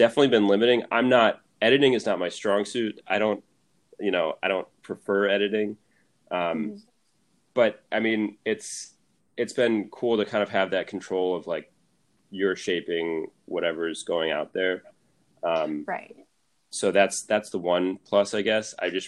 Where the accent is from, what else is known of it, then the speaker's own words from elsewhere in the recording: Syracuse, New York, United States; moved away as an adult; now in Los Angeles, United States; I had never lived anywhere outside of Syracuse